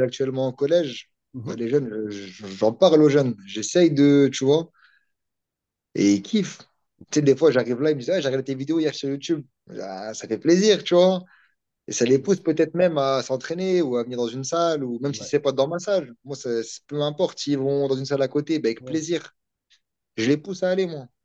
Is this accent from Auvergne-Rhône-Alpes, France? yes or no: no; Vieux-Condé, Hauts-de-France, France; je suis une petite ville, ça s'appelle Vieux-Condé. C'est à côté de Valenciennes.